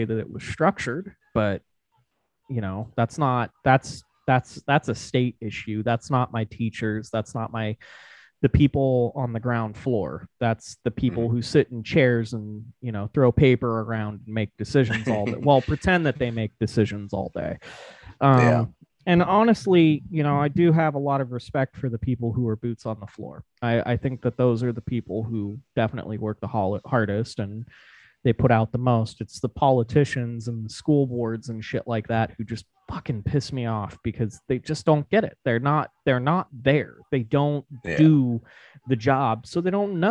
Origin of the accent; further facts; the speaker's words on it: Nevada, United States; I'm a massive, massive, massive fan of my home state. I love where I grew up, the land